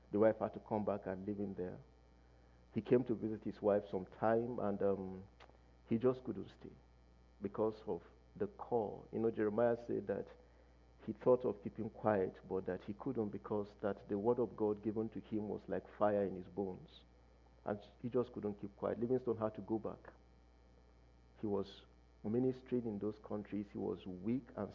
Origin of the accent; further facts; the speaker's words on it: Nigeria; we come from Nigeria. Nigeria is in Africa